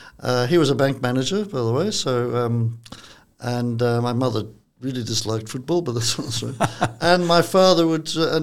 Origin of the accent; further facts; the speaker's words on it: Valletta, Malta; moved away as an adult; also born or lived in Balzan, Malta / London, United Kingdom; I was brought up in Valletta and then we moved to a place called Balsam, which was a smaller village, about half an hour from Valletta, and always very far in Malta. And I did my education in Malta